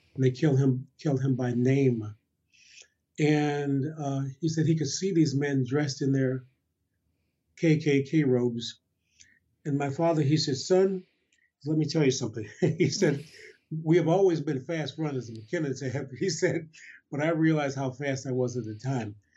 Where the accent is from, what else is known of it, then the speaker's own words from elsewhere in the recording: Detroit, Michigan, United States; also born or lived in Montgomery, Alabama / Chicago; when I was nine, the family then moved to Detroit